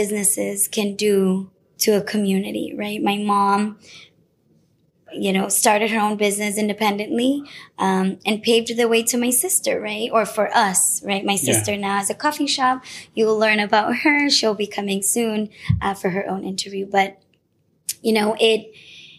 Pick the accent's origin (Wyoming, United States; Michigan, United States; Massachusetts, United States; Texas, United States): Massachusetts, United States; Chelsea; born or raised there